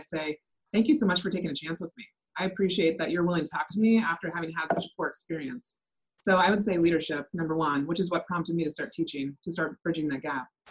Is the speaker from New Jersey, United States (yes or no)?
no; Bothell, Washington, United States; I'm from Bothell, Washington, just north of Seattle